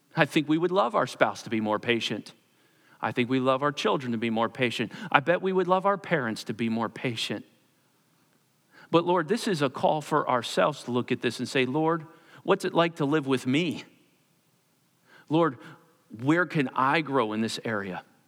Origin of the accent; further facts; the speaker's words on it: Perkasie, Pennsylvania, United States; I grew up in Percasee on Ninth Street and, uh, lived in a row home